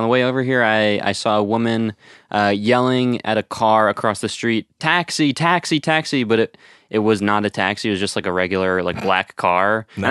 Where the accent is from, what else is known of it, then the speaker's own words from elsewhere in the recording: Connecticut, United States; moved away as an adult; I'm from Connecticut, so I've lived there my whole life. prior to the last couple of months